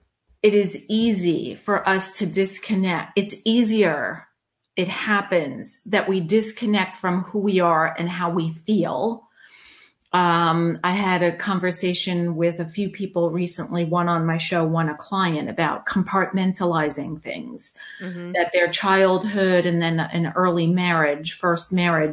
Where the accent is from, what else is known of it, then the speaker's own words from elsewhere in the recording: New York, United States; now in Charlotte, United States; I came from New York. My husband came from DC. We met in Charlotte, married, had our son, adopted our daughter, and life was fabulous.